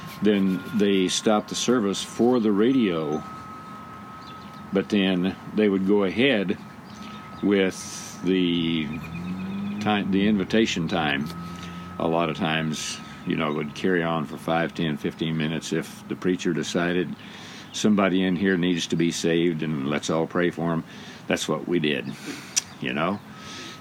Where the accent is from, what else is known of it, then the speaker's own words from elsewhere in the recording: Monett, Missouri, United States; I was raised in the First Southern Baptist Church in Monette, Missouri at 4th and Broadway. That's where I attended church from the time I was born until I went to college.